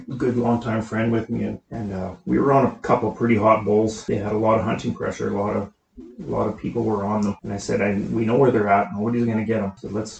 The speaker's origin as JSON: {"language": "English", "town": "Caswell", "region": "British Columbia", "country": "Canada", "tie": "born or raised there", "said": "Caswell, BC."}